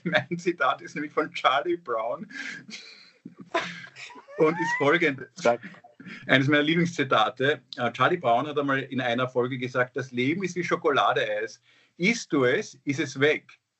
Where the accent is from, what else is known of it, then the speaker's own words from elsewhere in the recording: Austria; ich bin auch Österreicher, wir gewinnen auch manchmal.